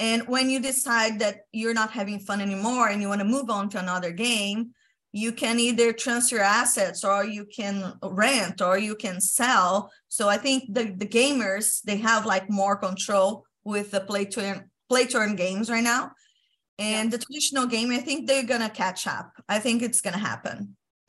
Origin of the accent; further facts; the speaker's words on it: Brazil; I'm from Brazil